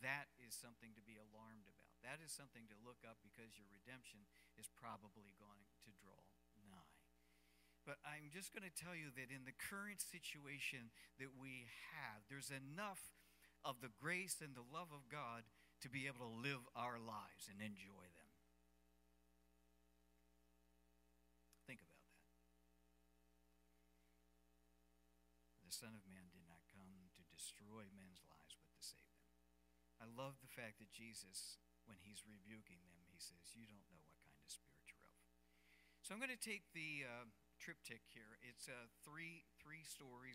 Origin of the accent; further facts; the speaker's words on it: United States; as an American